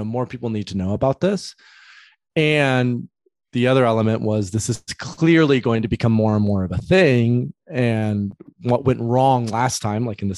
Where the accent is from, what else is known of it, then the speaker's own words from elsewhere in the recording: Grand Rapids, Michigan, United States; I grew up in West Michigan, in a place called Grand Rapids